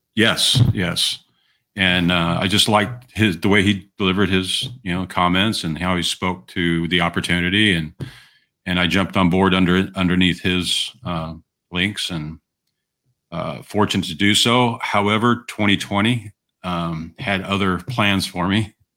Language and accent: English; Southern California, United States; I was from Southern California